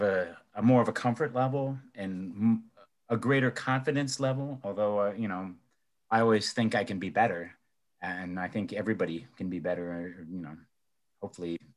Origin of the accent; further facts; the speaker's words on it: Elyria, Ohio, United States; my hometown of Elyria or in Cleveland